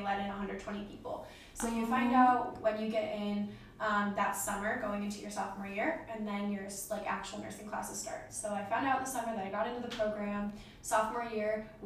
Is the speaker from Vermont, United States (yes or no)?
no; Independence, Ohio, United States; I am from Independence, Ohio, and I am 23 years old